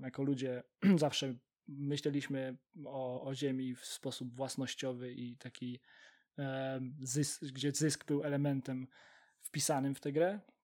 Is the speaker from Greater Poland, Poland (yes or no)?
yes; Poznań, Greater Poland, Poland; całe nasze życie e, w Poznaniu